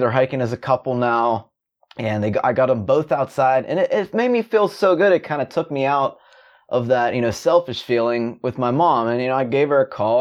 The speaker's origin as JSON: {"language": "English", "town": "Pittsburgh", "region": "Pennsylvania", "country": "United States", "said": "I'm from Pittsburgh, Pittsburgh, Pennsylvania"}